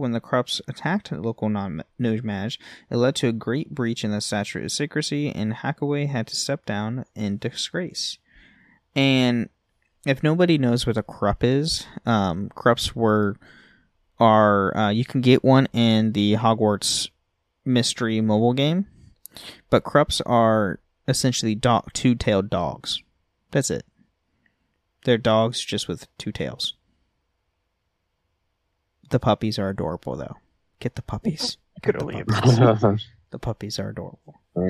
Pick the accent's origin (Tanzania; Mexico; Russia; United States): United States; Pennsylvania; someone who was born and raised in Pennsylvania for 7 years, the Appalachian Mountains is just a bad place.